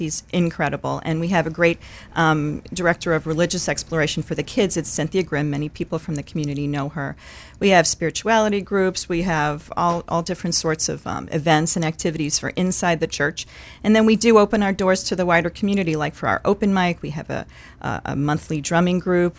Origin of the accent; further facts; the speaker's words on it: New York City, New York, United States; moved away as an adult; now in Maine, United States; I'm originally from New York City, so I'm from away